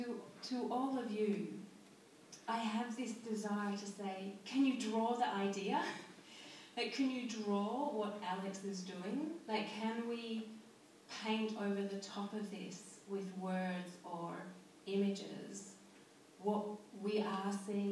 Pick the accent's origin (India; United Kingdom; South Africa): United Kingdom; Scotland; moved away; I feel more connected to this place than I've ever felt to anywhere in my life, and I immigrated from Scotland.